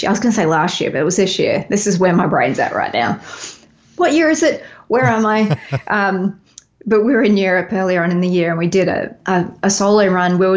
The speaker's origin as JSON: {"language": "English", "town": "Nashville", "region": "Tennessee", "country": "United States", "tie": "born or raised there", "also_born_or_lived": "Los Angeles, United States", "said": "I know it is my it is my hometown. I've been here like I was in LA for was in LA for a little bit longer than I've been in Nashville now"}